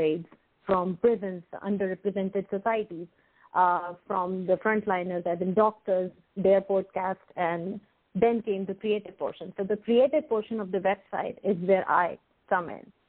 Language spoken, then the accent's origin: English; India; moved away as an adult; now in Jersey City, United States; I born and brought up in India and shifted my base almost 14 years ago.